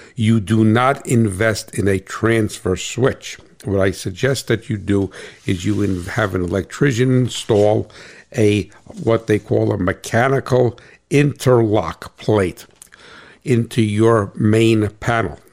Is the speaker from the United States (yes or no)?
yes; New Jersey, United States; I am from New Jersey